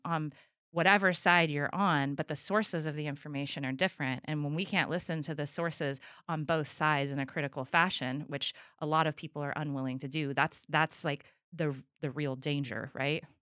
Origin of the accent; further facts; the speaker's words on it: Trinity County, California, United States; I'm from Trinity County